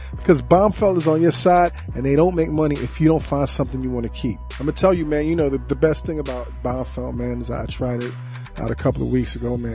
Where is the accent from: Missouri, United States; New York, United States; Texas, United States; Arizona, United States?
New York, United States; I'm from New York